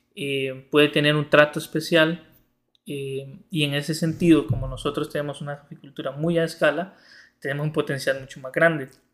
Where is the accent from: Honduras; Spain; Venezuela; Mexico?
Honduras; Mercedes, Ocotepeque; moved away; also born or lived in Santa Rosa de Copán; yo soy originario de Mercedes Ocotepeque, una comunidad del occidente de Honduras.